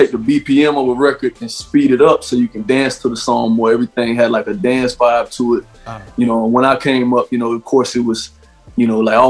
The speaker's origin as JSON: {"language": "English", "town": "Fort Myers", "region": "Florida", "country": "United States", "tie": "born or raised there", "also_born_or_lived": "Houston, Texas", "moved": "as an adult", "said": "I'm from South Florida, born and raised South Florida. Spent a lot of years of my life in the Houston, Texas area because I played college football in the downtown Houston area. I lived in Third Ward."}